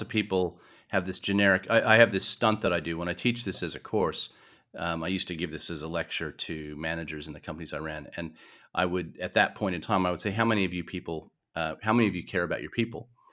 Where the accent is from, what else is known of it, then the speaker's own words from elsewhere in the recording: New York, United States; moved away as an adult; also born or lived in San Francisco / Melbourne; now in Australia; I wasn't born in Australia. I was born in New York.